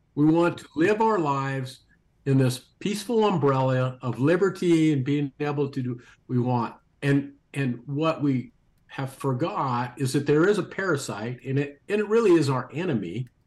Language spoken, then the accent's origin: English; United States; us as American citizens